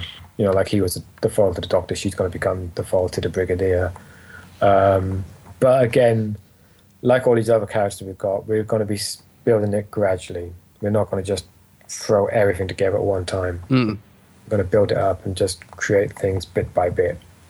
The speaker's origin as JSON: {"language": "English", "region": "Wales", "country": "United Kingdom", "said": "I'm a Welsh myself. I don't sound it, but I am. So writing for him was really fun because as a Welshman"}